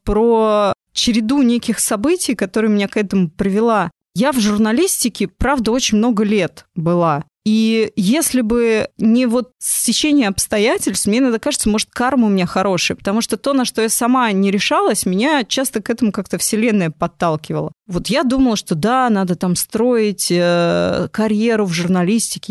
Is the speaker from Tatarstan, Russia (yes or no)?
no; Moscow, Russia; я выросла в Москве, я родилась в Москве, я училась в МГУ